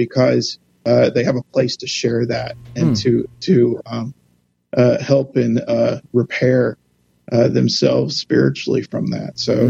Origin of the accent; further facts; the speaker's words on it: Jackson, Tennessee, United States; I was born and raised in Tennessee, Jackson, and grew up in the United Methodist Church, but I was christened in the Catholic Church. So my mom's side's Catholic, my dad's side United